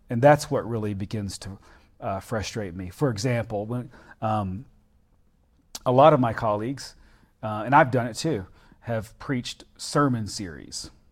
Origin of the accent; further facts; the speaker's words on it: the South, United States; being a Southerner